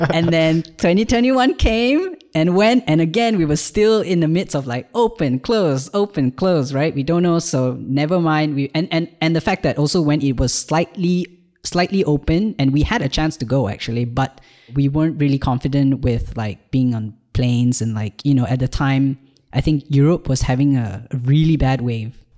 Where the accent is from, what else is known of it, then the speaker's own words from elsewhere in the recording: Malaysia; moved away as an adult; now in Ireland; I've just moved to Ireland from Malaysia, where I was born.